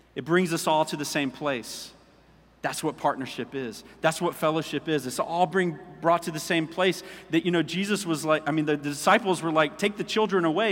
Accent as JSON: {"language": "English", "country": "United States", "said": "as American Christians"}